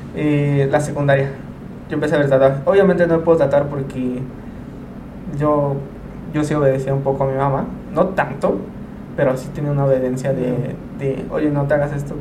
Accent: Mexico; tengo una Virgen de Guadalupe en la espalda. como todo mexicano

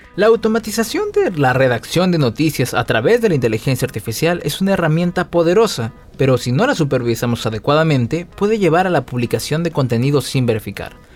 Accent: Peru

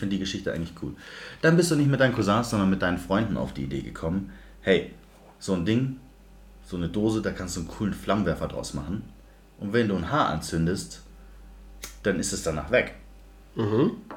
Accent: Munich, Bavaria, Germany; ich bin, wie erwähnt, im Westend aufgewachsen

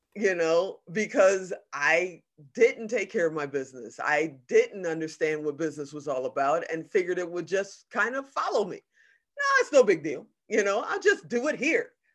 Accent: Chicago, Illinois, United States; also born or lived in Gary, Indiana / Hong Kong; I was born in Gary, Indiana, but I was raised on the south side of Chicago

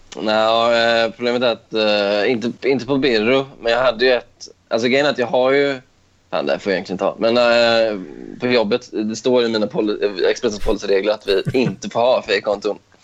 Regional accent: Stenungsund, Västra Götaland, Sweden; moved away as an adult; also born or lived in Ödsmål; now in Stockholm, Sweden; att bara vara hemma i Stenungsund igen.

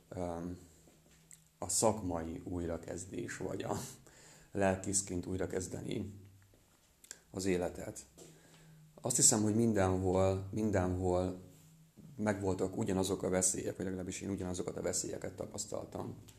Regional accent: Transcarpathia, Zakarpattia Oblast, Ukraine; moved away as an adult; now in Hungary; Nem itt nőttem fel, Kárpátalján

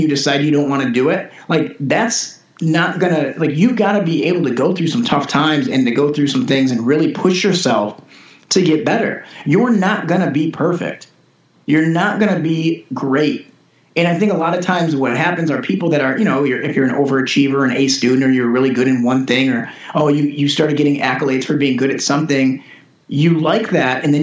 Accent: Detroit, Michigan, United States; moved away as an adult; now in Los Angeles, United States; I'm from Metro Detroit. I grew up, you know, kind of Detroit for a long time

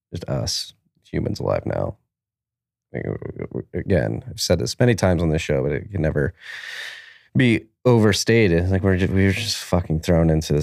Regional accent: United States; as an American

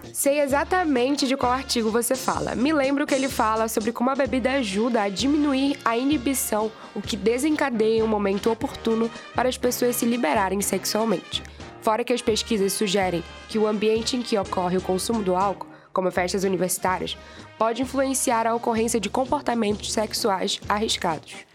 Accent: Belém, Pará, Brazil; Eu, paraense de Belém

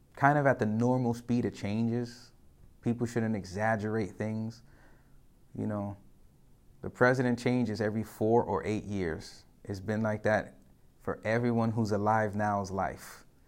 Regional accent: New York City, New York, United States; I'm a New Yorker

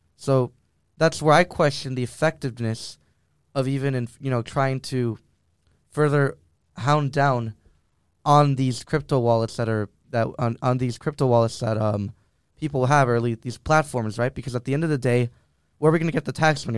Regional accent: Miami, Florida, United States; moved away; my hometown of Miami

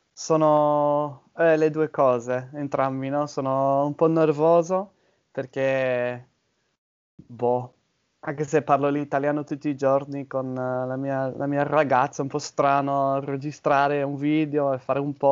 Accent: Bournemouth, South West England, United Kingdom; Italian is a second language; vengo dal sud d'Inghilterra, um, ehm, Bournemouth è, è, la mia città, più o meno

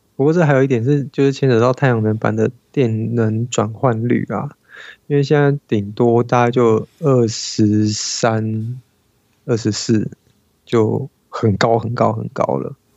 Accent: Taiwan; 我们台湾人

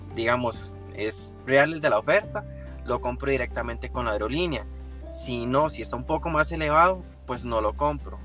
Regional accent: Tres Ríos, Cartago, Costa Rica; yo soy de la zona de Cartago, este, exactamente de Tres Ríos

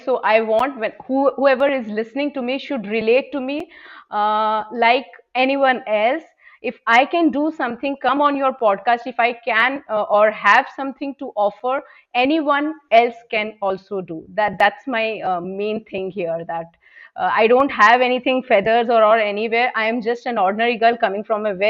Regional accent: Kolkata, West Bengal, India; moved away as an adult; now in Bangalore, India; I have born and brought up in Kolkata.

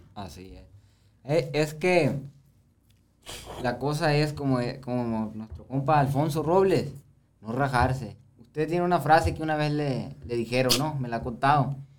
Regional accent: Sonora, Mexico; como hombre sonorense

